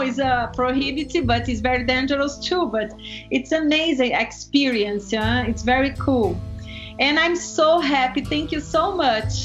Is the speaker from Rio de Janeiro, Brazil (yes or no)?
no; Botucatu, São Paulo, Brazil; English is a second language; moved away; I'm from Botucatu